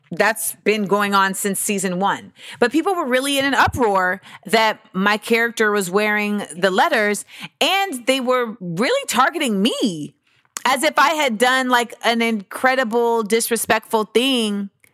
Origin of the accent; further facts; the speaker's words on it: United States; my life as an American in this country